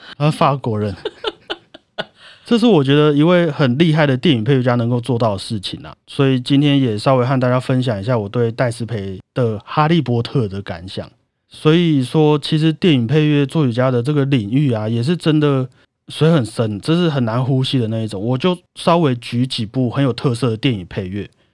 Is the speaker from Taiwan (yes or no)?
yes; Taiwan; 我是台湾人啊